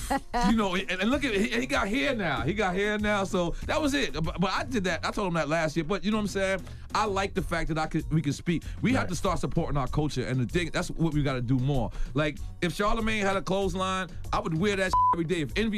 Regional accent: Queens, New York, United States; I will pound Nas out. I'm from Queens.

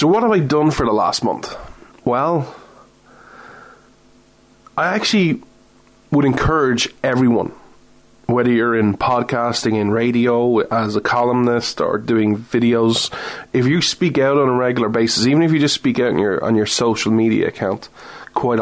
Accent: Ireland; I'm not American, I'm Irish

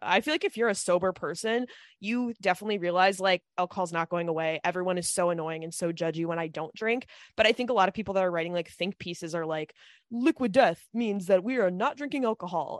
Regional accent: Midwest, United States; moved away; we're from the Midwest

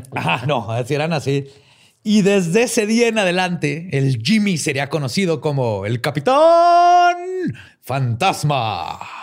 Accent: Mexico; Somos mexicanos

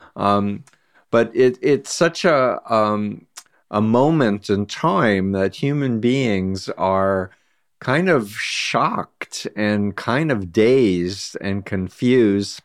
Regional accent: United States; as an American

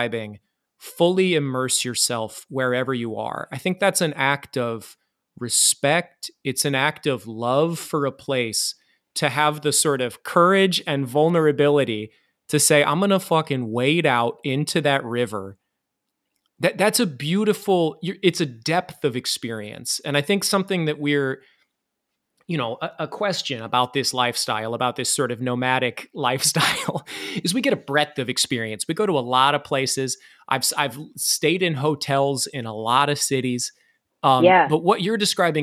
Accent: Iowa, United States; now in New York City, United States; I grew up in Iowa, and now I live in New York City.

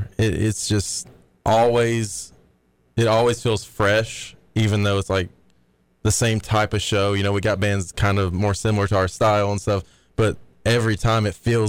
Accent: Chattanooga, Tennessee, United States; I'm more from Chattanooga.

